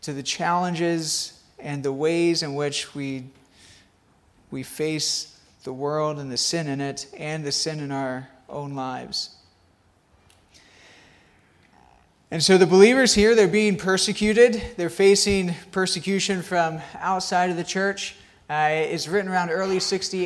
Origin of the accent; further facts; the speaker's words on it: South Carolina, United States; I grew up in South Carolina